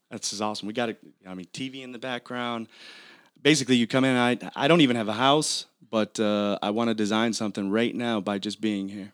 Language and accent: English; Michigan, United States; growing up in Michigan